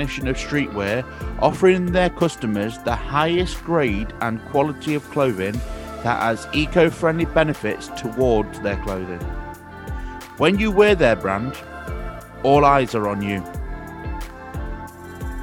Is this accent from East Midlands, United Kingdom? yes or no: yes; Nottingham, East Midlands, United Kingdom; I'm from Nottingham, and in Nottingham City Centre